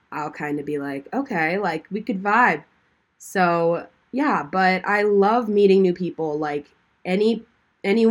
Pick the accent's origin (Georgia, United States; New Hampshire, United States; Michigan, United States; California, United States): Georgia, United States; Duluth; I am originally from Duluth, Georgia. I have lived in Georgia my whole life. I was born there. I grew up there